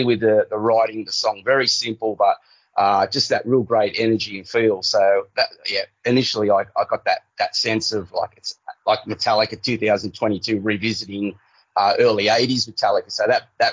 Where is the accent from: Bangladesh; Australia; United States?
Australia; being Australian